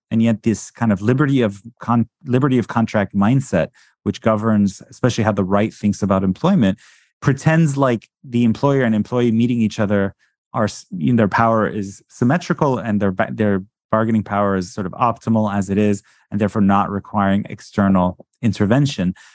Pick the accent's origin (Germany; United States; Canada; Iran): Iran; moved away; I was born in Iran